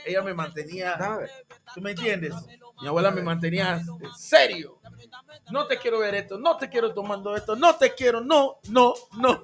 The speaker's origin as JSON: {"language": "Spanish", "country": "Panama", "tie": "born or raised there", "first_language": "English", "second_language": "Spanish", "said": "yo soy de, de ahí mismo de Panamá, pero yo era de la parte donde estaban los gringos, de la ex zona del canal."}